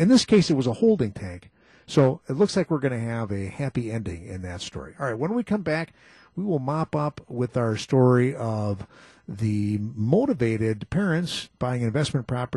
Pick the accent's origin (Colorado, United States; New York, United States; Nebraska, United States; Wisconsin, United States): Wisconsin, United States; Muskego; my hometown, Muskego